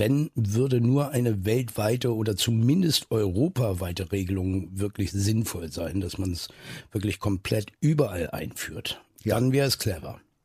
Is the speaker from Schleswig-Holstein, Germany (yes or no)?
yes; Neustadt in Holstein, Schleswig-Holstein, Germany; also born or lived in Eutin; viele Leute denken immer, ich komme aus Eutin, da bin, bin ich aber nur geboren. Da wurde ich geboren und lag dann nur zwei Stunden im Kreissaal danach bin ich aufgewachsen in Neustadt in Holstein